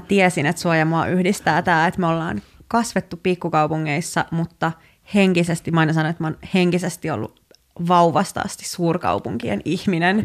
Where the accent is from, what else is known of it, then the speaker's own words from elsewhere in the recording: Hyvinkää, Uusimaa, Finland; now in Helsinki, Finland; mä oon Hyvinkäältä kotoisin, eli henkisestä pikkukaupungista.